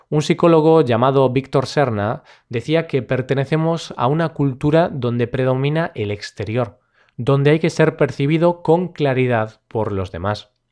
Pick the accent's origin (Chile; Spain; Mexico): Spain; yo soy español, pero no suelo gritar.